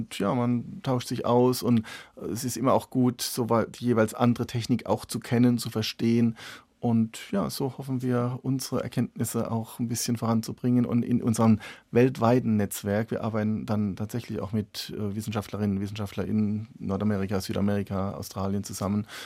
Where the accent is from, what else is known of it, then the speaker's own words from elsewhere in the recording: Rhineland-Palatinate, Germany; ich komme aus der Pfalz, aus einer Weingegend, wir haben selber Weinberge